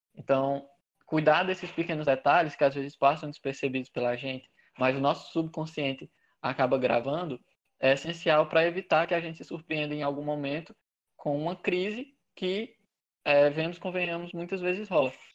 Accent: Granjeiro, Ceará, Brazil; now in Teresina, Brazil; eu sou de, de Grangeiro, no interior do Ceará, uma cidadezinha muito pequena, perto de Juazeiro do Norte

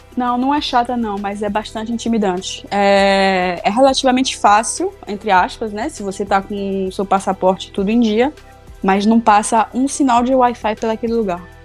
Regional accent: Salvador, Bahia, Brazil; eu sou baiana, né, de Salvador

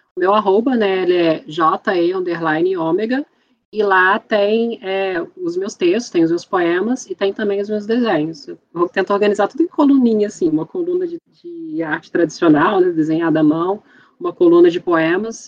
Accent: Barra Mansa, Rio de Janeiro, Brazil; sou de uma cidade do interior do Rio de Janeiro, Barra Mansa

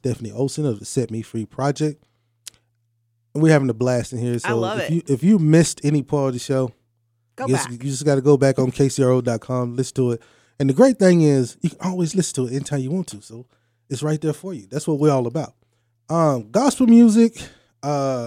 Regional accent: Gulf Coast, United States; I grew up on the Gulf Coast

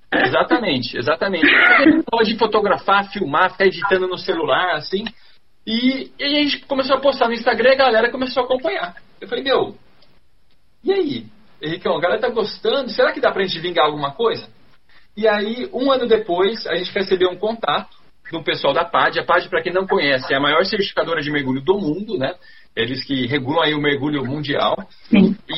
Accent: Campinas, São Paulo, Brazil; Eu nasci em Campinas, São Paulo. Eu morava numa casa

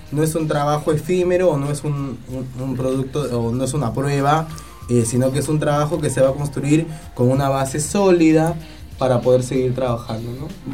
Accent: Peru; now in Argentina; yo soy peruano, nosotros celebramos otro día

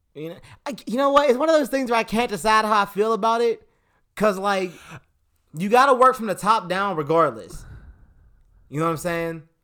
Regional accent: Pittsburgh, Pennsylvania, United States; we're from Pittsburgh

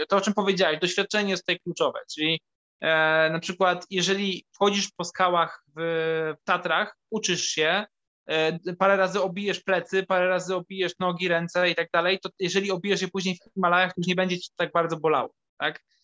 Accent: Kraków, Lesser Poland, Poland; also born or lived in Limanowa; Ja jestem z Krakowa i urodziłem się w Krakowie

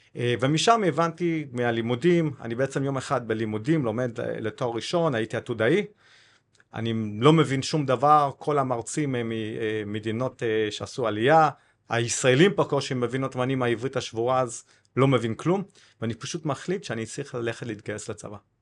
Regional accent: Cape Town, Western Cape, South Africa; Hebrew is a second language; moved away as an adult; also born or lived in Kibbutz Na'an, Israel / Haifa, Israel; now in Israel; אני בן 49, בדרום אפריקה, בקייפטאון

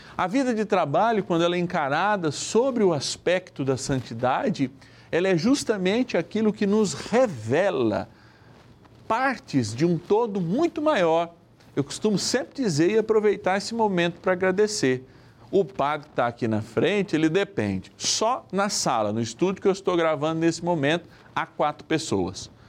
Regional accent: São Paulo, Brazil; Da minha linda São Paulo, capital, eu sou paulistano

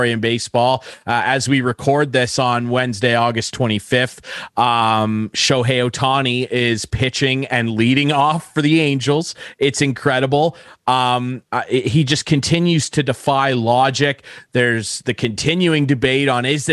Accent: Canada

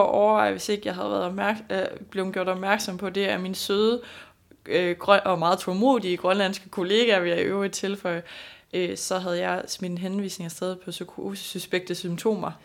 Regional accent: Denmark

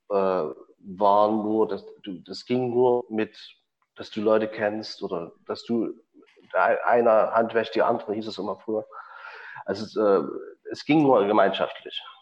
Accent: Chemnitz, Saxony, Germany; in Chemnitz gab es äh, gab's eine schöne große Tradition, wo ich groß geworden bin, von Autodidakten

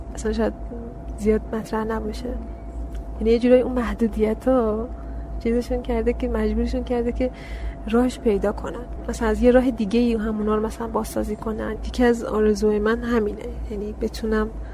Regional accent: Karaj, Alborz, Iran; also born or lived in Savojbolagh, Iran / Daykundi, Afghanistan (ancestry); اینجا به دنیا اومدم ایران شهرستان ساباج بلاغ بعد توی کرج هم بزرگ شدم کل زندگیم همونجا بوده

